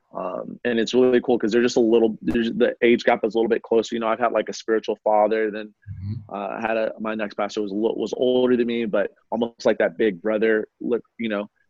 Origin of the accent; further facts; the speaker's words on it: Oakland, California, United States; now in Arizona, United States; I was born and raised in Oakland, California, in the Bay Area, over in Northern California